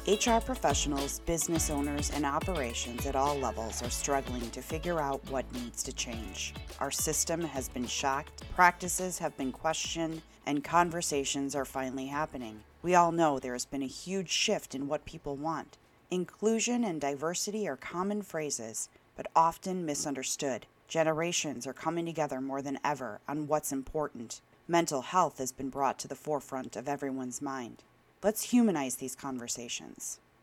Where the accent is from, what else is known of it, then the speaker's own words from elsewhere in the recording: Wisconsin, United States; we all complain about the weather in Wisconsin, yet us lifers, um, we stay